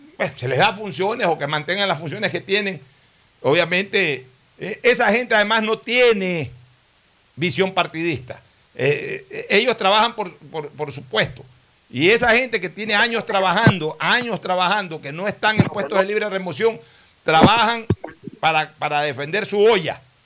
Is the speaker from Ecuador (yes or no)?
yes; Ecuador; nosotros siempre como ecuatorianos